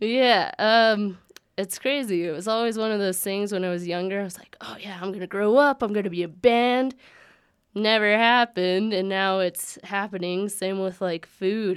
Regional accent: Aztec, New Mexico, United States; also born or lived in Colorado Springs; I've lived there all my life. I was born in Colorado Springs, but my mom's family is all from the Aztec, Farmington, Bloomfield area. So, yeah, graduated there, never lived anywhere else.

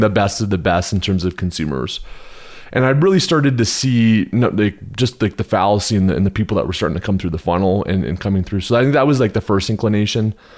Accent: Canada; also born or lived in Houston, Texas, United States; now in Park City, United States; I'm originally from Canada. I spent fourteen years in Texas, the flatlands, the concrete jungle of, of Houston, Texas

